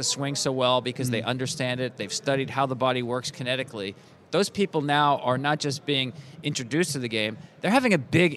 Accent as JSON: {"language": "English", "region": "New Jersey", "country": "United States", "tie": "born or raised there", "said": "I grew up in New Jersey"}